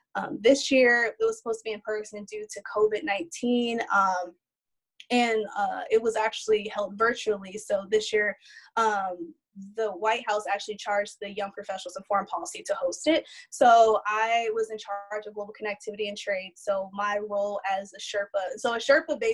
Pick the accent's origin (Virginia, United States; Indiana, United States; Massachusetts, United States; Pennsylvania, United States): Indiana, United States; I'm actually from the Midwest in Indiana. So growing up, having an African-American father and like a refugee mother